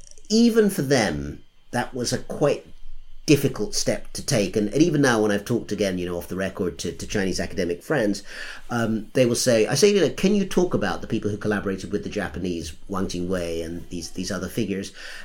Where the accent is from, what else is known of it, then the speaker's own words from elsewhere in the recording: United Kingdom; And as a Brit, I didn't get to vote anyway.